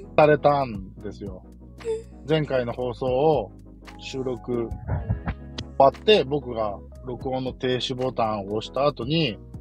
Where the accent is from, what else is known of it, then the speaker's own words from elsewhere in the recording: Kansai, Japan; accent: Kansai dialect; also born or lived in Nagoya; 僕関西人なので、これが関西弁なのか